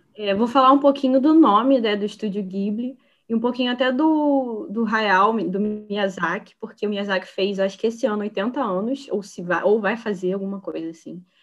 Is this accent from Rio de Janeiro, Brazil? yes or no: yes; Niterói, Rio de Janeiro, Brazil; eu sou daqui de Niterói